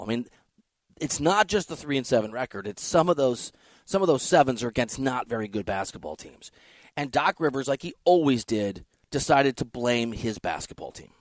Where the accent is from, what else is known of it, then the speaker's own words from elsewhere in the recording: Iowa, United States; I'm from Iowa